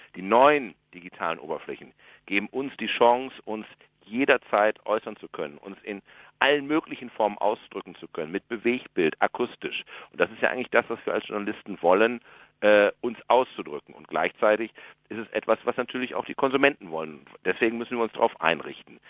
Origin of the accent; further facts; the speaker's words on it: Germany; Ich bin Jahrgang 64. Äh, ich bin sozusagen der meiste Deutsche